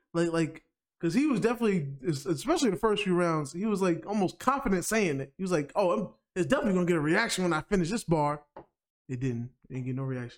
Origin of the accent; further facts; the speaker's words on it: New York, United States; as a New Yorker